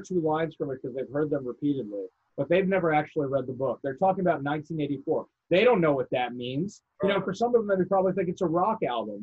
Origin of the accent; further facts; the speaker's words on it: New York, United States; I grew up in New York